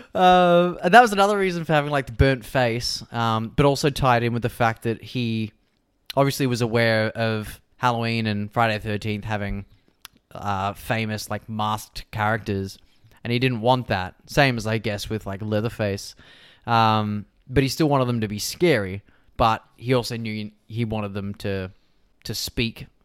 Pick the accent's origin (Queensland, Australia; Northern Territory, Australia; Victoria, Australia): Victoria, Australia; moved away; growing up in Victoria